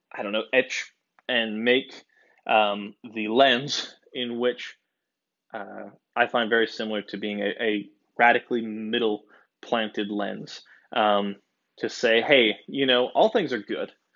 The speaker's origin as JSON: {"language": "English", "country": "United States", "said": "I am a American boy"}